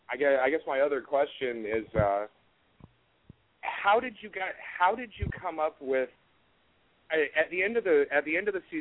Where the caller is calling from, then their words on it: Jacksonville, Florida, United States; I'm from Jacksonville, Florida.